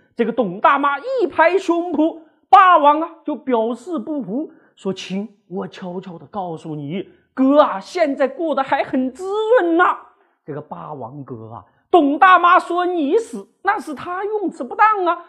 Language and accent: Chinese; Sichuan, China; moved away; 我们四川老家呀